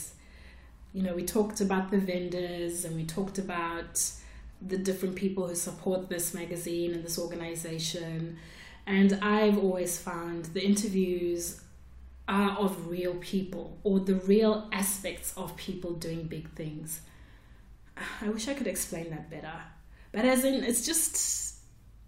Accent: Zimbabwe; moved away; she lived in Zimbabwe, where I grew up.

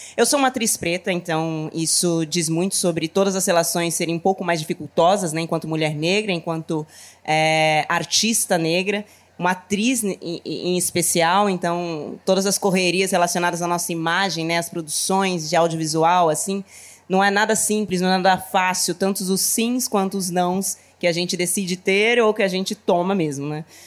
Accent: Taboão da Serra, São Paulo, Brazil; Eu nasci na periferia de São Paulo, né? Eu sou de Taboão da Serra, que é uma região da Grande São Paulo

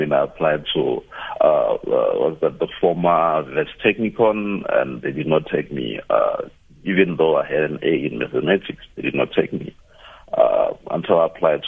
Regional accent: Polokwane, Limpopo, South Africa; I grew up in Polokwane

